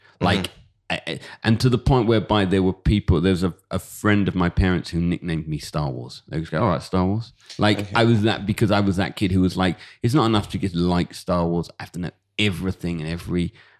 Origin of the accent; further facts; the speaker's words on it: London, United Kingdom; I grew up in London, and I was, you know, the truth is, I wasn't like, it wasn't the most secular upbringing. You know, we did go to synagogue